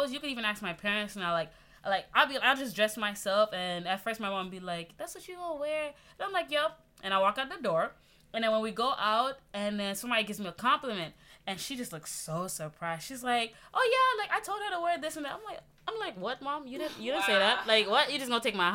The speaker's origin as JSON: {"language": "English", "country": "Haiti", "moved": "yes", "lives_now": "United States", "said": "I'm from the Caribbean. You know, I'm proud Haitian right here"}